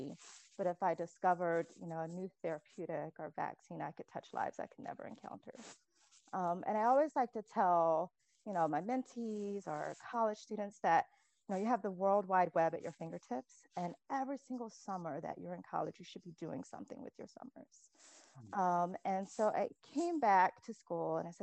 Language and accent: English; coast of Georgia, United States; I grew up in a really small town on the coast of Georgia, and I was raised by my grandparents